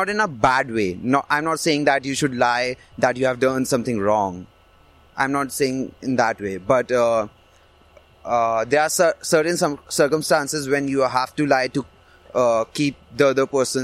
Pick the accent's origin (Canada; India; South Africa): India; My parents are Hindus. I'm from India